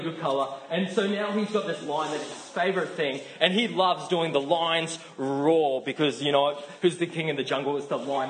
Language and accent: English; Australia; accent: Australian; Say it like an Australian. I know my accent's a little strong